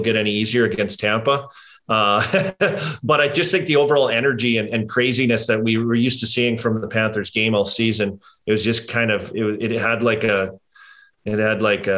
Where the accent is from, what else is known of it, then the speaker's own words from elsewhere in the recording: Saskatchewan, Canada; I'm from Saskatchewan